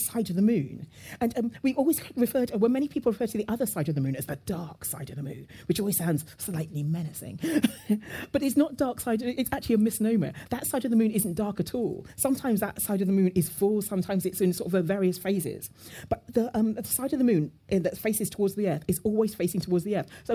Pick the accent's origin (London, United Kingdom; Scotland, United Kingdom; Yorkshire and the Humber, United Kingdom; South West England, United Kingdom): London, United Kingdom; my father moved to the UK, and I was brought up in London